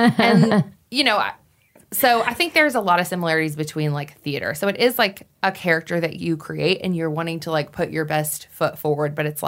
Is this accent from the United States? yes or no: yes; Wyoming, United States; The Miss Wyoming pageant was held in my hometown.